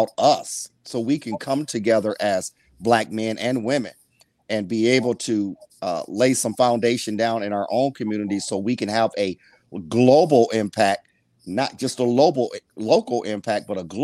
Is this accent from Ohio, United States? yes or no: yes; Toledo, Ohio, United States; moved away as an adult; also born or lived in St. Louis / New York / New Jersey; born and raised in Toledo, graduated Rogers High School